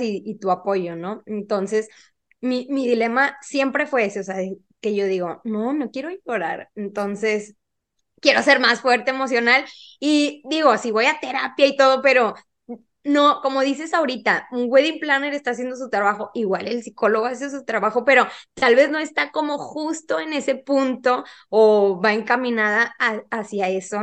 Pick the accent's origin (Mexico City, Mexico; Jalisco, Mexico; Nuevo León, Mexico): Nuevo León, Mexico; Monterrey; soy de Monterrey, Nuevo León